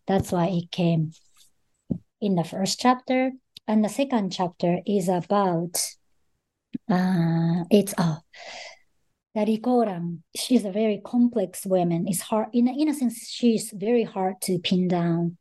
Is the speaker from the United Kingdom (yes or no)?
no; Japan; I was born in Japan and grew up in Japan most of my life